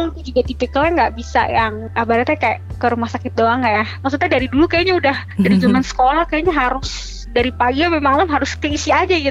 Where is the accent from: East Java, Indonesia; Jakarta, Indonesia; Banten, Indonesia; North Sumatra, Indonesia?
Jakarta, Indonesia; born there; aku kan lahir di RSCM ya